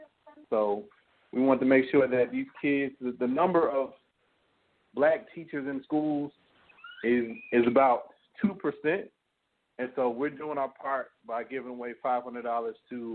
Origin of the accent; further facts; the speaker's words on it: Leighton, Alabama, United States; I've been passing out books in my hometown of Leeton, Alabama for over, like I said, maybe about 10 years now.